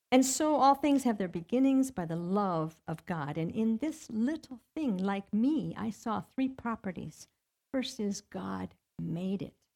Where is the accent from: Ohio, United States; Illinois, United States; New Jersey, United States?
Ohio, United States; moved away as an adult; I grew up in Ohio